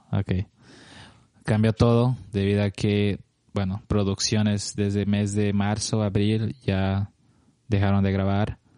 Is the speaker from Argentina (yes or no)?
no; Cochabamba, Bolivia; moved away as an adult; now in Los Angeles, United States; viajo más que, más que todo una vez al año a ver a mi familia, a mis amigos allá en Cochabamba